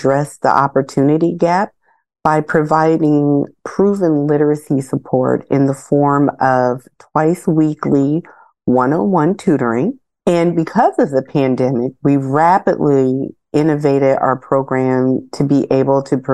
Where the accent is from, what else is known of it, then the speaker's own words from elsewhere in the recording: Illinois, United States; moved away as an adult; now in California, United States; I am originally from Illinois.